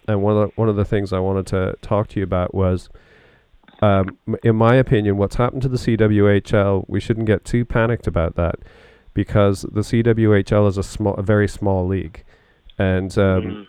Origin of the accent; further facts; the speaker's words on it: Canada; now in United Kingdom; as a Canadian